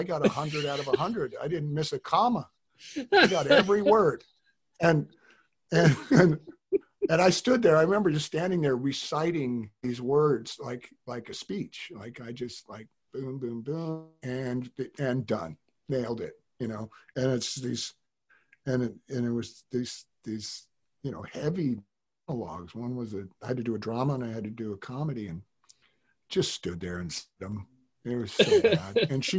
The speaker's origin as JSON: {"language": "English", "town": "Tahoe", "country": "United States", "tie": "born there", "also_born_or_lived": "Reno", "said": "And I was working in this warehouse and up in Reno, where I was born in Tahoe. So my dad always lived in Reno or Tahoe."}